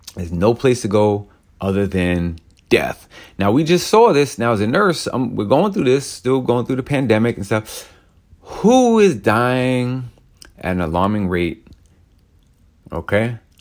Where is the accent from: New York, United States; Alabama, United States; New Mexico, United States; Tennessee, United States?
New York, United States; I grew up in New York